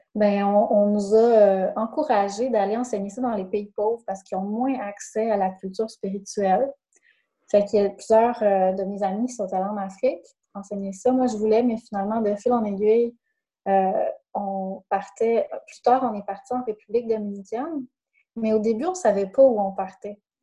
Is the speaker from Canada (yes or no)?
yes; Saguenay, Quebec, Canada; moved away; je viens du Saguenay